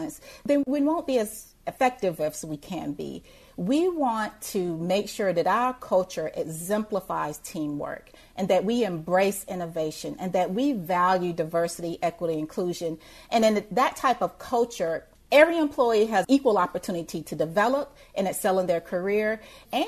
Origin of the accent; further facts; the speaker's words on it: Thompson, Georgia, United States; moved away; where I grew up in Thompson, Georgia, it's rural Georgia